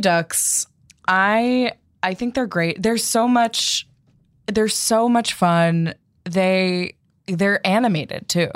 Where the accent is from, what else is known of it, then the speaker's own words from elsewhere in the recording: East Coast, United States; I'm from the East Coast